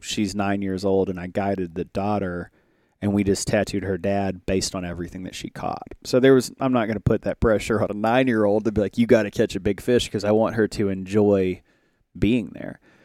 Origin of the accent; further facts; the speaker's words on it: Little Rock, Arkansas, United States; I'm from Little Rock.